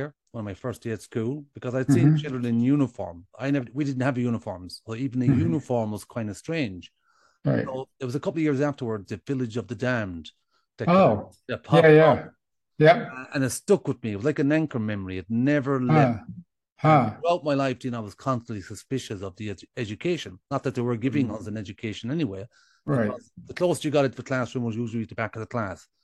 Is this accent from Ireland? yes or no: yes; Ireland; I'm an Irish traveler and I'm based here in Sligo in the northwest of Ireland